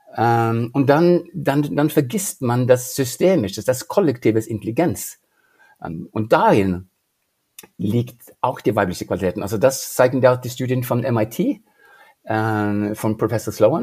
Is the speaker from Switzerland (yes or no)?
no; Norway; German is a second language; now in Germany; ich bin äh, in Norwegen aufgewachsen